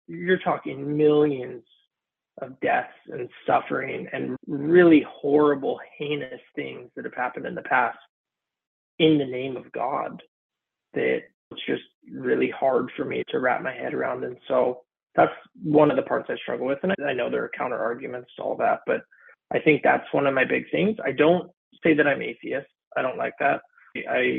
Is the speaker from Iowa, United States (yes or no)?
no; Santa Clarita, California, United States; also born or lived in San Fernando Valley / Sherman Oaks / Woodland Hills; I was born and raised in Santa Clarita since I was a little kid